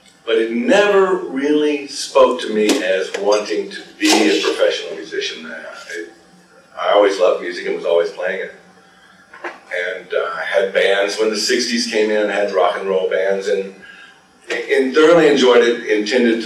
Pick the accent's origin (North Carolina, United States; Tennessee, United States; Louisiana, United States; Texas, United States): Louisiana, United States; I was born in the South, born in Louisiana. We all together and raised in the South